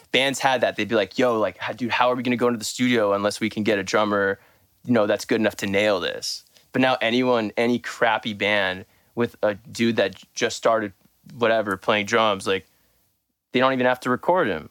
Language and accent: English; Southern California, United States; I'm from Southern California